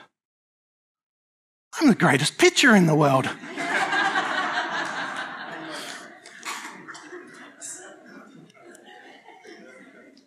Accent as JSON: {"language": "English", "country": "Australia", "said": "I'm an Australian"}